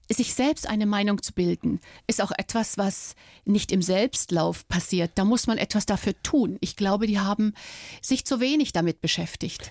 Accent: Dresden, Saxony, Germany; moved away as an adult; durch Dresden, durch meine Heimatstadt

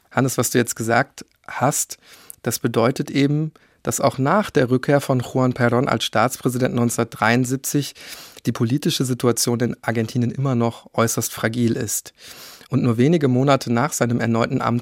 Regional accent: Germany; bei uns in Deutschland zumindest

